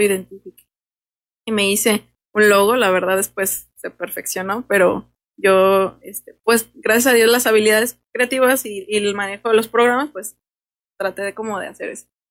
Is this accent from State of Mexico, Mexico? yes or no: no; Los Reyes, Michoacán, Mexico; yo soy de aquí, yo soy de los Reyes y orgullosamente de los Reyes